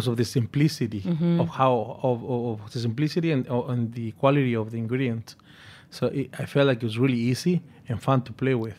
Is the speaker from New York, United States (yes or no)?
yes; New York, United States; as growing up in New York, we always miss the part of our culture, the food, which is a very important part of Mexican culture.